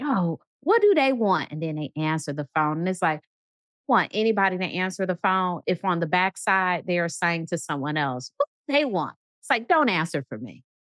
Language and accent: English; Midwest, United States; I'm from the Midwest, so I say movies